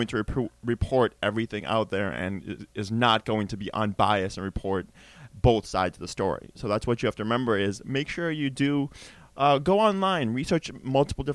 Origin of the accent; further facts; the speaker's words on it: United States; as Americans